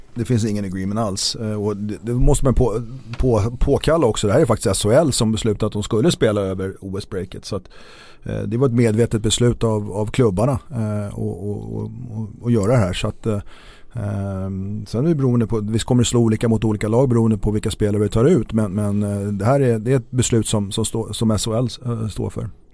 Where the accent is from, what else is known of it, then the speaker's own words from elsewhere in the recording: Stockholm, Stockholm County, Sweden; also born or lived in Gotland; som stockholmare